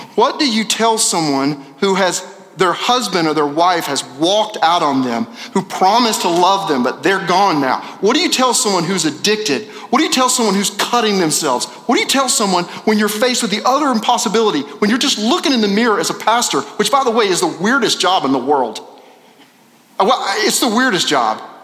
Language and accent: English; Little Rock, Arkansas, United States; moved away; I'm from Little Rock